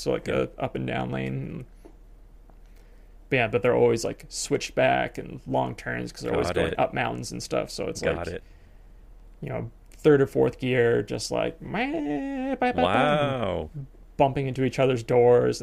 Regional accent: British Columbia, Canada; moved away as an adult; also born or lived in Kamloops, British Columbia; now in Sandwich, United States; I'm from British Columbia and now I live in Sandwich, Massachusetts

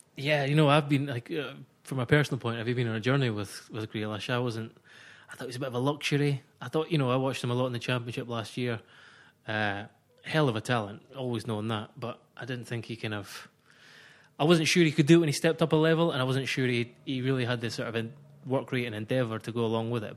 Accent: Scotland, United Kingdom; accent: Scottish; I'm a Scotsman. You'll hear that by my voice

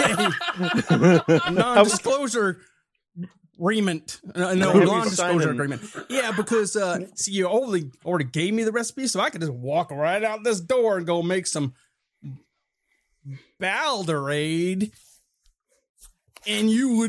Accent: Texas, United States; Whether I should sound like I'm from Texas, because I'm from Texas, or whether I should sound like I'm from closer to Mexico, or if I should sound like I'm from Ireland with a name like ….

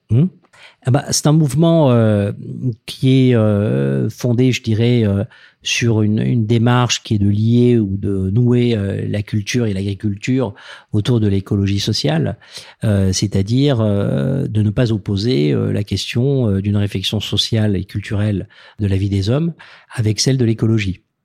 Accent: Toulouse, Occitania, France; venant de Toulouse, moi je suis né dans le Sud-Ouest, donc je, c'est vrai j'ai, voilà, j'ai vécu un peu dans, dans l'univers des canards

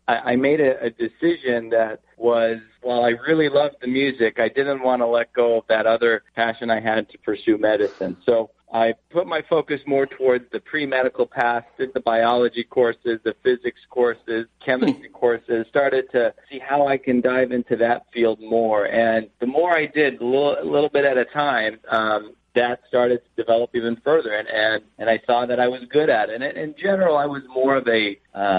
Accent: Arcadia, California, United States; I grew up in Los Angeles. I grew up in a town called Arcadia, close to Pasadena area

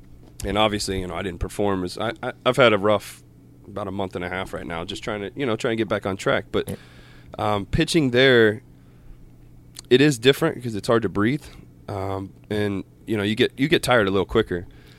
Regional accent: Columbus, Ohio, United States; Columbus, Ohio. And I'm not a Buckeye fan.

